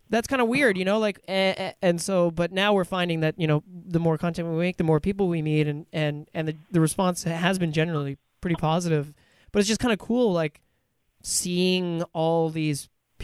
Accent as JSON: {"language": "English", "town": "Ottawa", "region": "Ontario", "country": "Canada", "tie": "born or raised there", "said": "Like Mitch and I, we grew up in Ottawa. It's a town of less than a million. It's really kind of small. Like, it's a big population, but it's a small, it feels small."}